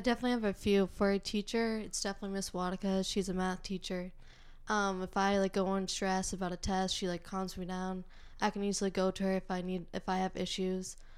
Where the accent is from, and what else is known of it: North Andover, Massachusetts, United States; born or raised there